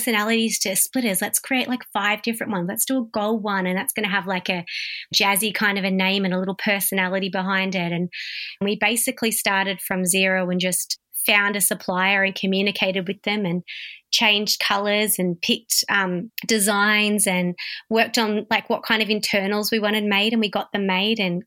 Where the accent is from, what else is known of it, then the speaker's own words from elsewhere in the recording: Warragul, Victoria, Australia; also born or lived in Melbourne; I was born in Warragul, raised in Warragul